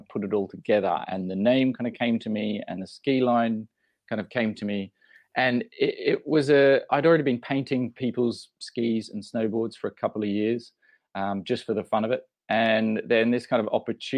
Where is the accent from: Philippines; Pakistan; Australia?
Australia; moved away as an adult; also born or lived in London; being Australian originally, I'd just come over to Europe. I'd just come to London